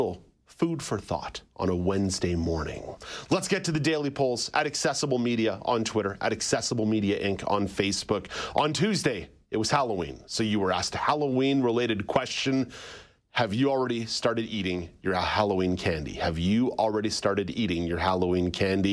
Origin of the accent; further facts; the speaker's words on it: Montreal, Quebec, Canada; also born or lived in Ottawa; now in Toronto, Canada; I grew up in Montreal